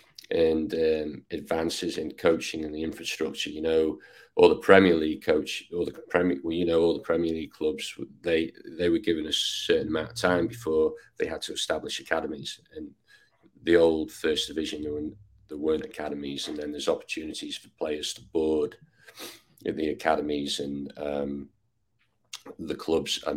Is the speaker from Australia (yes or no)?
no; Ainsdale, North West England, United Kingdom; now in Texas, United States; I was born near Liverpool. I guess I grew up in a village called Ainsdale.